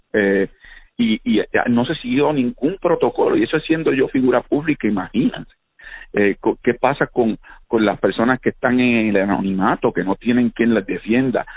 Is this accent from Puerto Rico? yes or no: yes; Caguas, Puerto Rico; crecimos en Condado moviendo en Caguas, mi vida giraba en torno a la bicicleta y a la cancha allí al lado de casa